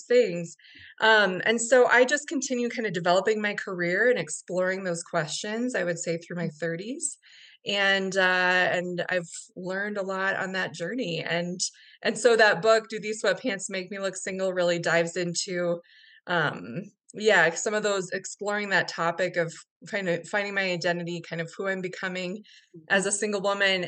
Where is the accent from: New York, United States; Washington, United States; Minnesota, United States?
Minnesota, United States; moved away as an adult; now in Denver, United States; Where I grew up in Minnesota